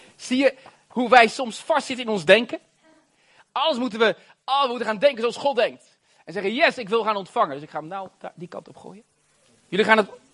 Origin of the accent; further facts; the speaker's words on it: Rotterdam, South Holland, Netherlands; Ik ben een Rotterdammer.